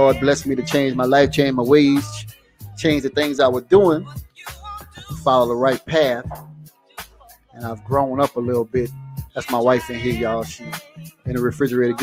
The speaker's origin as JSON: {"language": "English", "area": "Assumption Parish", "region": "Louisiana", "country": "United States", "tie": "born or raised there", "said": "I ended up in Assumption Parish, which is my home town."}